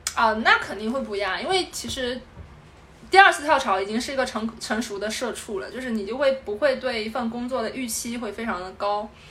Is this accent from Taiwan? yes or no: no; southern China, China; moved away as an adult; now in Beijing, China; 我是一个南方人